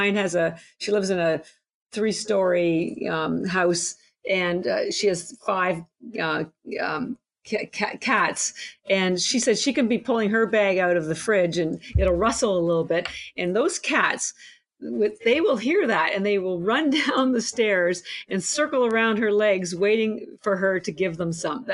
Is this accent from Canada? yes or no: yes; Canada; I'm Canadian